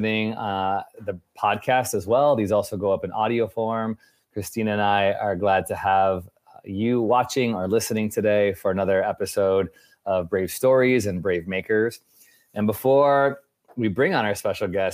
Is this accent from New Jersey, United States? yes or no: no; Chicago, Illinois, United States; Chicago, which is where I'm from.